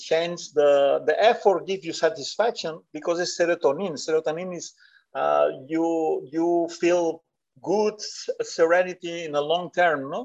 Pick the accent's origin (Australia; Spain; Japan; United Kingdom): Spain; English is a second language; I was from Bartino.